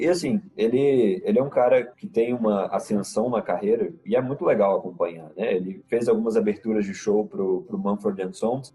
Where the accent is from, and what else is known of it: Minas Gerais, Brazil